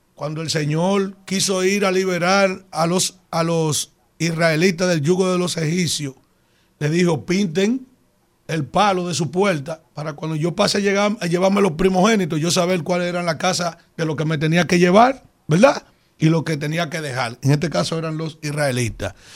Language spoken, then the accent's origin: Spanish; Yaguate, San Cristóbal, Dominican Republic; soy del municipio de Yaguate, que es donde yo nací y me crié